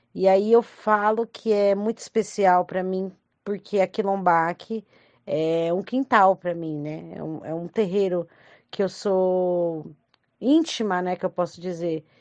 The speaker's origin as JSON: {"language": "Portuguese", "town": "Franco da Rocha", "region": "São Paulo", "country": "Brazil", "said": "eu sou de Franco da Rocha"}